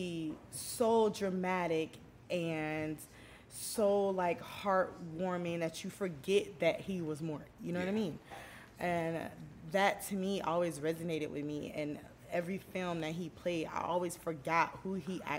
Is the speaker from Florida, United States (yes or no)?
yes; St. Petersburg, Florida, United States; moved away; I'm from Florida